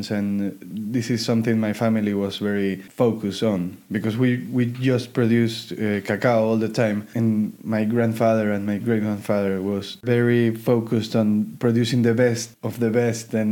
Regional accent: Ecuador; moved away; I, uh, we came from Ecuador and um, we decided to move one uh, two years ago

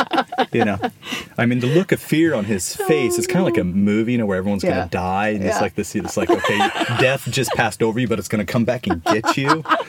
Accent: Ohio, United States; moved away as an adult; now in Sweden; So I probably don't know much about Ohio, even though I lived and grew up there.

